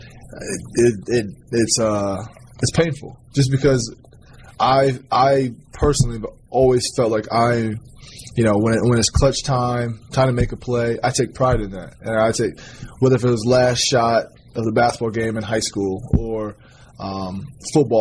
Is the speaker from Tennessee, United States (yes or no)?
no; Fostoria, Ohio, United States; moved away; We were always outside, you know, playing in the streets of Fallstoria